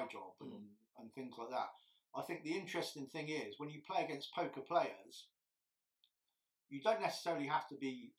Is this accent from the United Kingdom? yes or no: yes; England, United Kingdom; I'm English